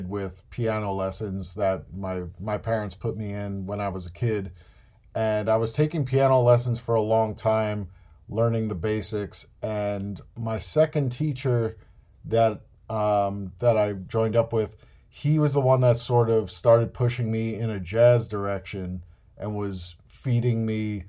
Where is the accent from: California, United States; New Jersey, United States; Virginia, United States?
New Jersey, United States; born or raised there